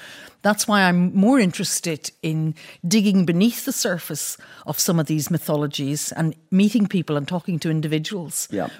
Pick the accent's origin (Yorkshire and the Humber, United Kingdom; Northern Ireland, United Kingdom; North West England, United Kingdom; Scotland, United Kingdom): Northern Ireland, United Kingdom; Belfast; I grew up in South Belfast. We lived in a kind of a Protestant working class aspiring area. My mother was from County Offaly in the south